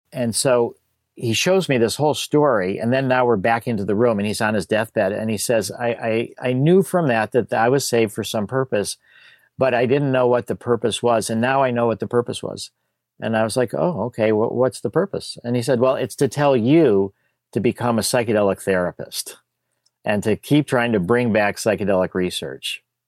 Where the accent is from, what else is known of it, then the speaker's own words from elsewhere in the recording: Skokie, Illinois, United States; also born or lived in Chicago; I grew up in Chicago, and then when I was about three or so, we moved to a place called Skokie